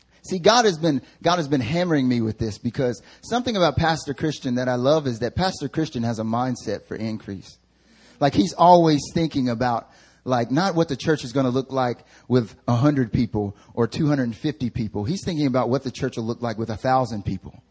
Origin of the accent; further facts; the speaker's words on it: the South, United States; accent: country; now in Seoul, South Korea; I'm from the South, so I can throw on a country accent like